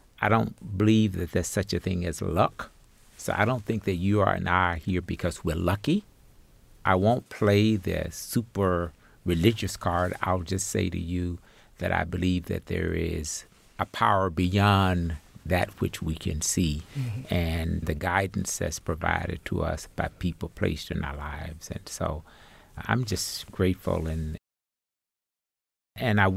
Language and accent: English; Arkansas Delta, United States; growing up in the Arkansas Delta 60 years ago